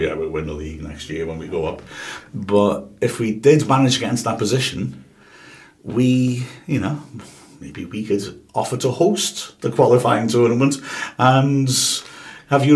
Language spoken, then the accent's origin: English; Wales, United Kingdom; we're Welsh